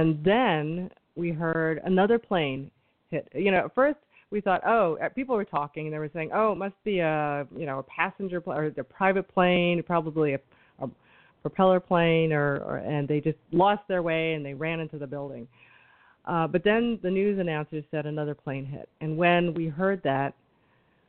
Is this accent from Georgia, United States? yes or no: no; New York City, New York, United States; Now I'm a New Yorker